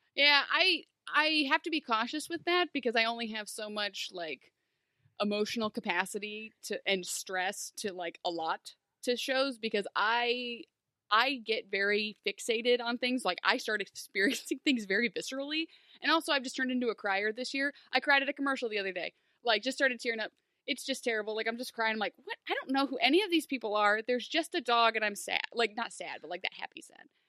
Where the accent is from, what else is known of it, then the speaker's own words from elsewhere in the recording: Findlay, Ohio, United States; Big Ben Roethlisberger is from my hometown